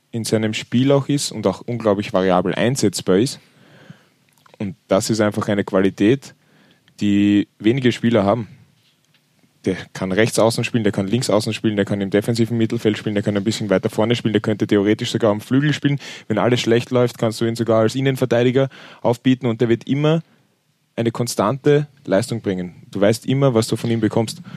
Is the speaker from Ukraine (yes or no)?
no; Vienna, Austria; Erklärt's mir das als Wiener.